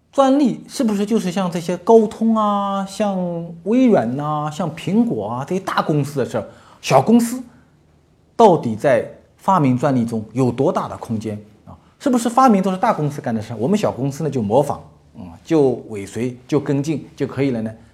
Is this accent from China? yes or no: yes; China; 所以，我们中国人，所有中国的企业家、中国的商人，未来都会面临一个问题